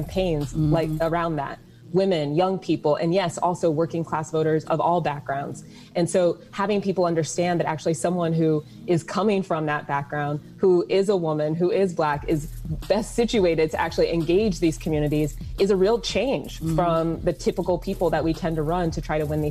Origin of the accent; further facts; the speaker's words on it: Columbus, Ohio, United States; also born or lived in Boston / Stanford / Princeton; born and raised in Columbus, okay. East Side